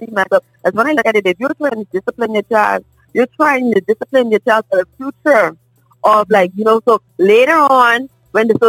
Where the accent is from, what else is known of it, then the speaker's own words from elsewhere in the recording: Bahamas; moved away; when I first came here, I'm from the Bahamas